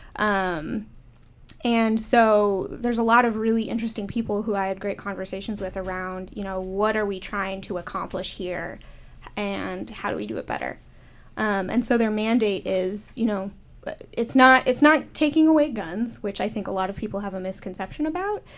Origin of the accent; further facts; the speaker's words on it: Minnesota, United States; I'm from Minnesota, a big hunting state